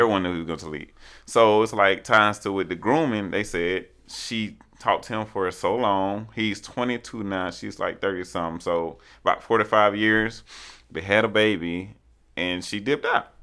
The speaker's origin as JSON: {"language": "English", "town": "Montgomery", "region": "Alabama", "country": "United States", "said": "I'm from Montgomery, Alabama"}